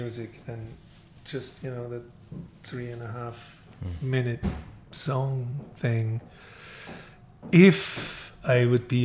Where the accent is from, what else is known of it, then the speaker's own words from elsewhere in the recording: Austria; I'm from Austria, but we had like a record deal with BMG in Germany